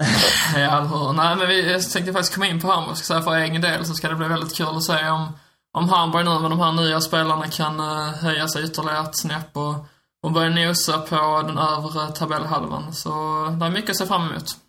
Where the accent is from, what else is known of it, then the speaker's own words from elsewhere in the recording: Skåne, Sweden; accent: Scanian (skånska); min skånska